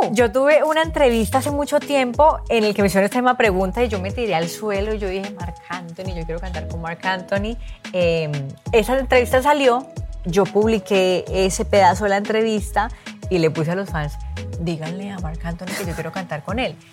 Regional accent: Cali, Valle del Cauca, Colombia; moved away; also born or lived in Bogotá; los dos somos de Cali

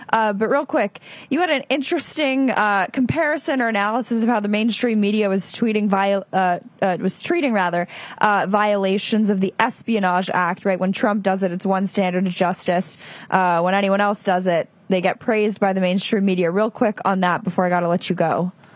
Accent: Los Angeles, California, United States; moved away; my hometown of Los Angeles

